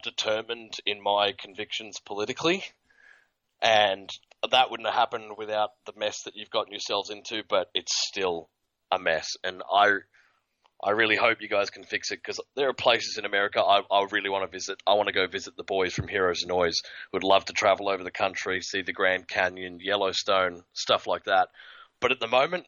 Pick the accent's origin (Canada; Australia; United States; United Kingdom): Australia; being Australian for a lot of my early life